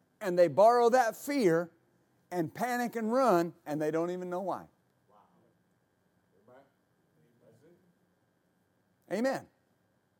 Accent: West Texas, United States; I was raised in West Texas and worked on ranches, rodeo, team rope

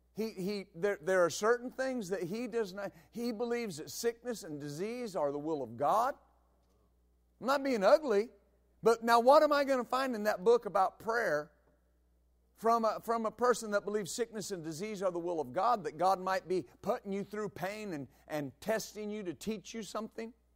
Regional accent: West Texas, United States; I grew up in West Texas

